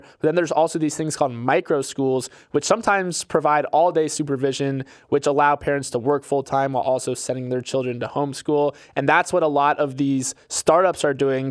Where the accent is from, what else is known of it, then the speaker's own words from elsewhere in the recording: Florida, United States; my home state of Florida